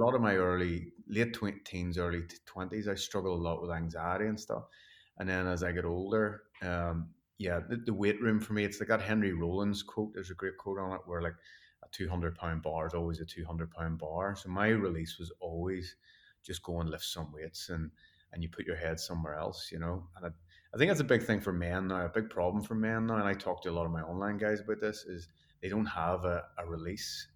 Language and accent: English; Belfast, Northern Ireland, United Kingdom; growing up in Belfast and where Northern Ireland was never great through those sort of times